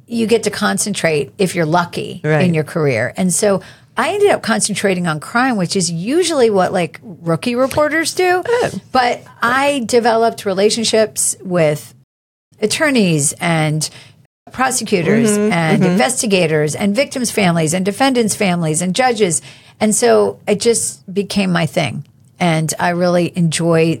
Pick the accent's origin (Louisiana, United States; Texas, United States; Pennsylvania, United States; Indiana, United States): Pennsylvania, United States; now in Raleigh, United States; When I was growing up in Pennsylvania